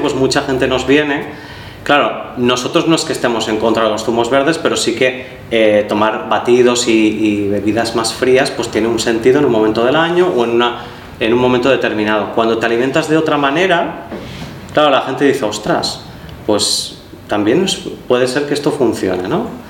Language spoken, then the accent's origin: Spanish; Valencia, Valencian Community, Spain; moved away as an adult; now in Barcelona, Spain; yo soy de Valencia y ahí en Valencia pues eh, donde hacía clases de yoga